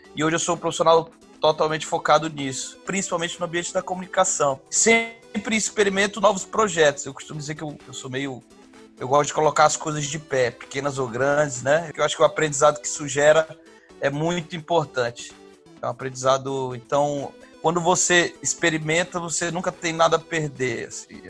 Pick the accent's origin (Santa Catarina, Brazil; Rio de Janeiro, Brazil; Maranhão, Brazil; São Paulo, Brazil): Maranhão, Brazil; Quando a gente é maranhense, que vem de um estado onde a gente tem uma, uma, uma estrutura política, social, um pouco diferente